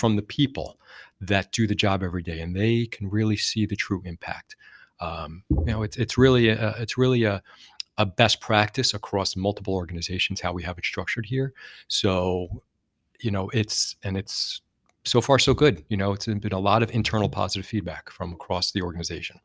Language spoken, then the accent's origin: English; New Jersey, United States; I'm from Jersey, and we talk a lot, we talk fast.